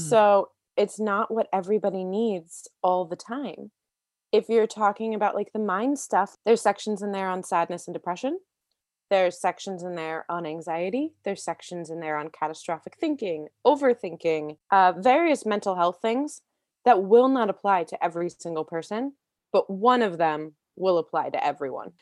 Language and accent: English; D.C., Maryland, United States; I was born outside of Washington, D C, in Maryland, and I grew up being a very creative kid